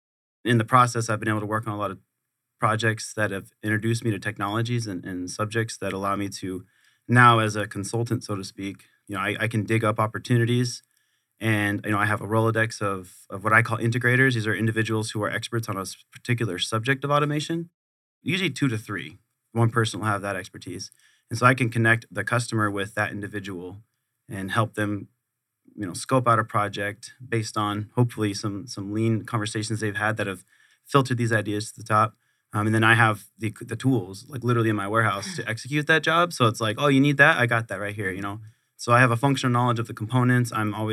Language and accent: English; Camp Pendleton, California, United States; So I was born on Camp Pendleton, California. My dad did 23 years in the Marines. Awesome. I grew up on Camp Pendleton.